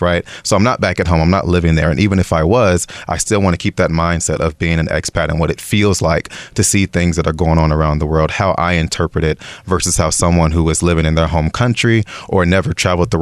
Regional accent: Chicago, Illinois, United States; moved away as an adult; now in Taiwan; I'm originally from Chicago, Illinois.

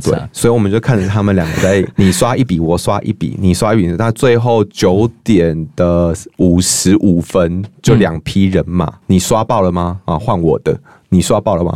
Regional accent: central Taiwan, Taiwan; 尤其是我是中部人啦

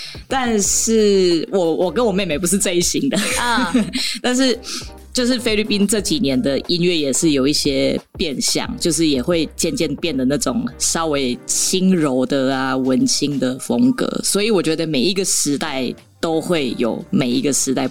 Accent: Taiwan; first language Tagalog; also born or lived in Philippines; 时候我父母带着我来到台湾，然后那个时候我们都是讲塔卡洛

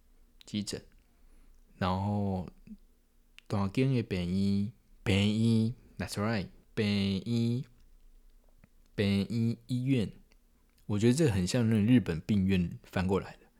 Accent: Yilan County, Taiwan; accent: Yilan accent; 因为我是东台湾，你也知道的宜兰人，我是宜兰人，所以讲。台语会有一个宜兰腔

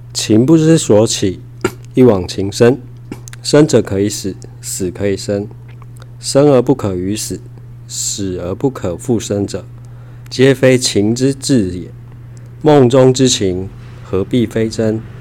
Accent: Tainan, Taiwan; 住在台南的土生土长的孩子

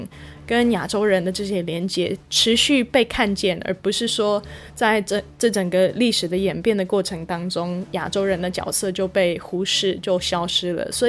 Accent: United States; now in Taiwan; 其实我在台湾一个礼拜吃的蔬菜的品种，可能超过我小时候在美国一年当中吃的

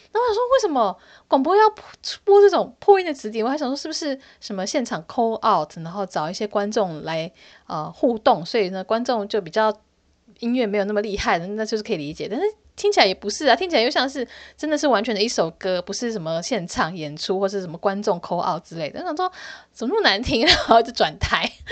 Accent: Hsinchu, Taiwan; 因为我是在新竹长大的

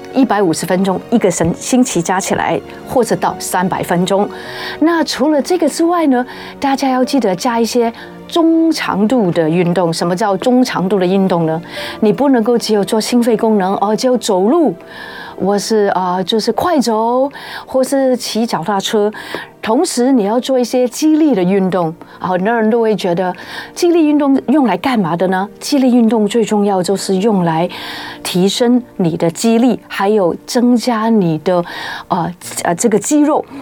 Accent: Guangdong, China; 因为我是广东人

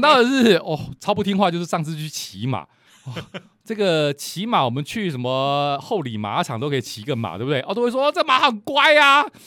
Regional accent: Lukang, Changhua County, Taiwan; 虽然我跟石老师都是鹿港人，但是我是，呃，小时候长大的时候，还是在鹿港

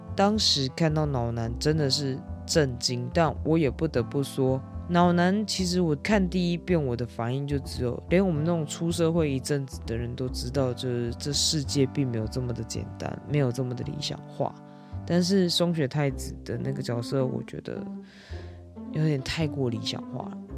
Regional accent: Taiwan

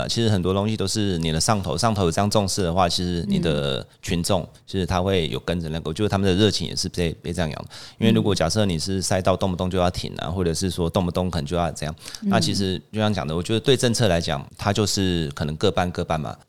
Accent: Taichung, Taiwan; 因为我是台中人嘛

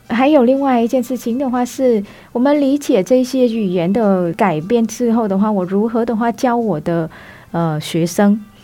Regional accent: Vietnam; first language Vietnamese; Chinese is a second language; moved away as an adult; also born or lived in Taiwan; now in Taipei, Taiwan; 去了解我们自己母语本身的结构和根源，让我传达出去的话，他们还更能够专业地理解这个越南语

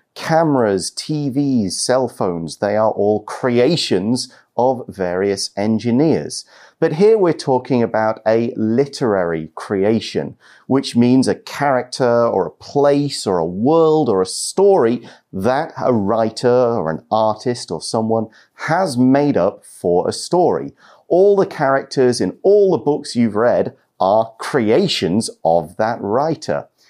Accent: Nottingham, East Midlands, United Kingdom; moved away as an adult; my hometown is Nottingham. Mm -hmm. It's a city in the middle of England.

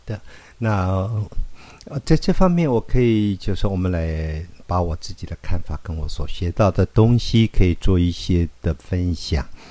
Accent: Taiwan; 我在乡下长大，嗯。我是一口台语

